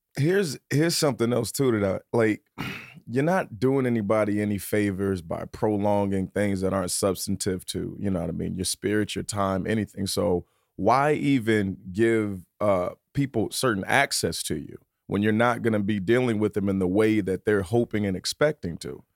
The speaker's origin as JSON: {"language": "English", "region": "Virginia", "country": "United States", "also_born_or_lived": "New York City", "moved": "yes", "said": "I'm from Virginia"}